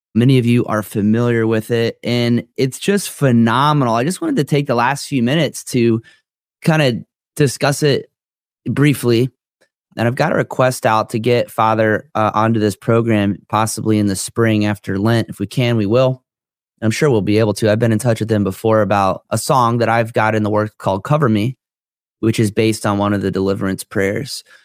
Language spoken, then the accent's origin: English; Florida, United States; I'm from Florida.